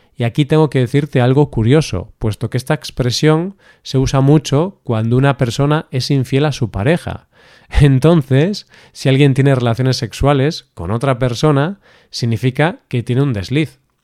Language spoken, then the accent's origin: Spanish; Spain; los españoles somos muy españoles